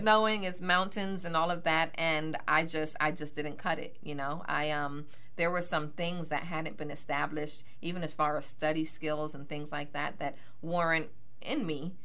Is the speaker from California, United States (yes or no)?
no; Miami, Florida, United States; moved away as an adult; also born or lived in Bronx, New York; now in Pittsburgh, United States; born in the Bronx, New York, oh. and um, raised in Miami, Florida